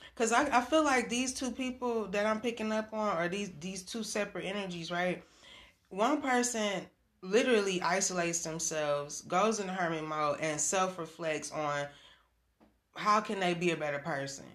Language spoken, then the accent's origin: English; Michigan, United States; I'm from Michigan